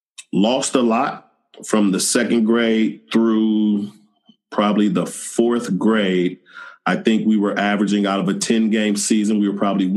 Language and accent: English; Oakland, California, United States; I grew up in Oakland, California.